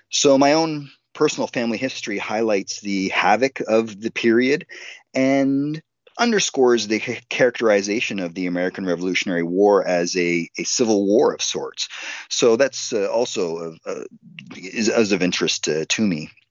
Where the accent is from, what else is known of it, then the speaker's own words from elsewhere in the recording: Cornwall, Ontario, Canada; I was born and bred in the Loyalist city of Cornwall, Ontario, which incidentally used to be called New Johnstown after the original Johnstown in the Mohawk Valley of New York State.